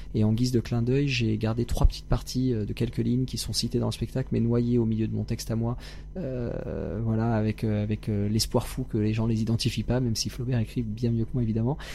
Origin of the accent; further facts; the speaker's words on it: Seine-Saint-Denis, Île-de-France, France; J'ai grandi dans le 93, en Seine-Saint-Denis